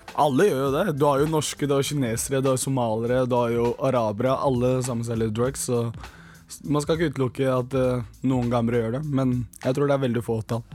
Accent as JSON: {"language": "Norwegian", "town": "Bærum", "region": "Akershus", "country": "Norway", "tie": "born or raised there", "also_born_or_lived": "Gambia / Senegal", "said": "Jeg er jo tross alt født og oppvokst i Bærum"}